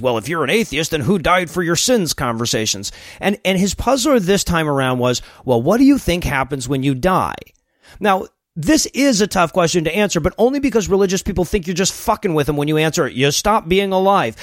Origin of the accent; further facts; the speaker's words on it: Deep South, United States; I'm American. I grew up in the deep south